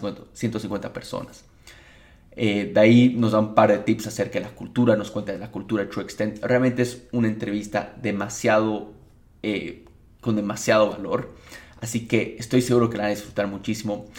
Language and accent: Spanish; Bolivia; como bolivianos